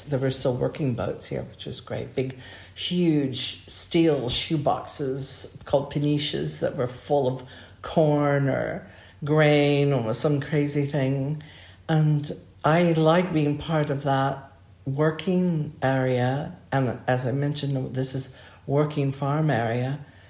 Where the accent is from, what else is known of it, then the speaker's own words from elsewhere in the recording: Hawaii, United States; also born or lived in Southern California / Arizona; I grew up in a very different climate. I was born and raised in Hawaii and Southern California when I was very young, Arizona.